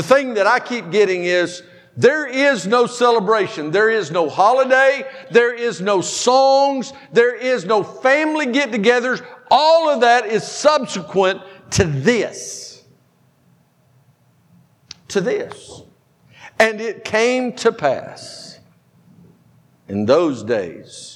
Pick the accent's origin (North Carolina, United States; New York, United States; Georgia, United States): Georgia, United States; Powder Springs; I'm from Powder Springs.